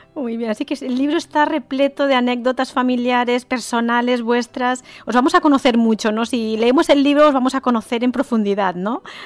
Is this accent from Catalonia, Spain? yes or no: yes; Catalonia, Spain; yo soy catalana